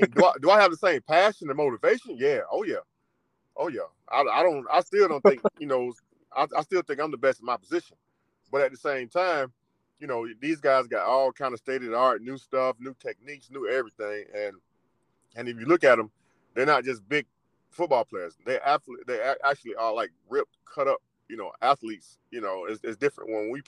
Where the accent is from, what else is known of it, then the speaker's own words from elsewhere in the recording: Florida, United States; I'm from Florida.